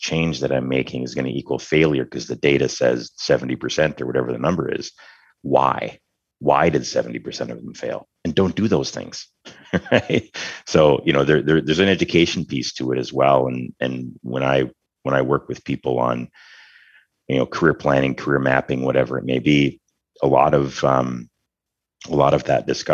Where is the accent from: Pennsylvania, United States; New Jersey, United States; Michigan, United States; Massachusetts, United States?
Michigan, United States; northern; moved away as an adult; leaving a tiny, tiny town up in very northern Michigan, you know, to attend a medium-sized school